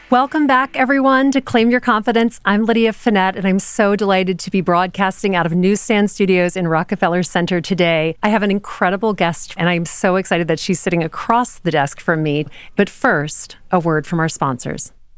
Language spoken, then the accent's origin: English; Louisiana, United States; moved away; I grew up in Louisiana.